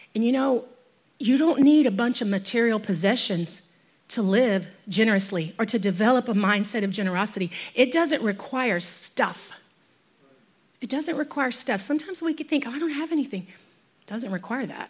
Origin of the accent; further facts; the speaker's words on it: United States; I'm an American or I live in this free nation